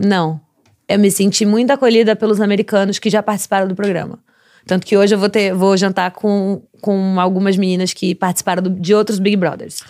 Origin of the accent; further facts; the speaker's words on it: Santos, São Paulo, Brazil; moved away as an adult; now in Los Angeles, United States; como eu sou de Santos